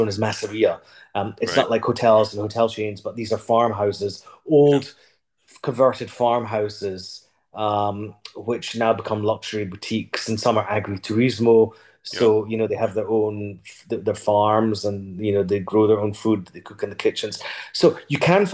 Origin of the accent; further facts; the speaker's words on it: United Kingdom; moved away as an adult; also born or lived in Puglia, Italy; now in Italy; being British